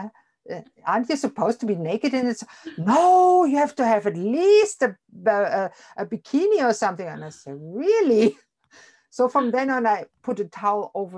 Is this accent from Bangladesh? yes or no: no; Germany; moved away as an adult; now in Canada; I grew up in Germany until I was 38. Then I came to Canada. I live here now for the last 23 years